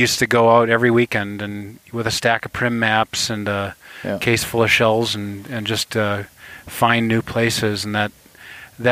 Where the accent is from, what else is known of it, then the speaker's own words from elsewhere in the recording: St. Paul, Minnesota, United States; I'm here from St. Paul, Minnesota